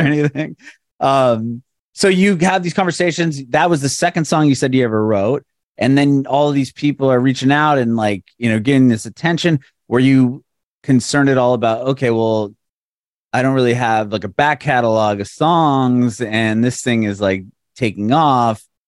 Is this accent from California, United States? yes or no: yes; San Diego, California, United States; moved away as an adult; now in Nashville, United States; I'm originally from San Diego, and uh, a couple years ago we moved to Nashville